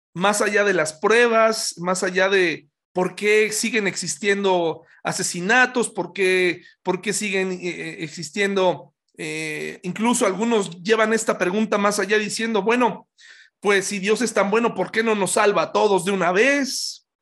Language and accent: Spanish; Pachuca, Hidalgo, Mexico; cuando yo era niño, yo crecí en Pachuca